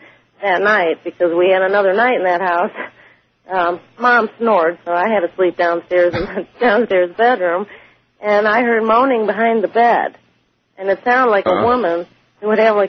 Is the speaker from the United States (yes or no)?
yes; St. Louis, Missouri, United States; I'm from St. Louis, Missouri.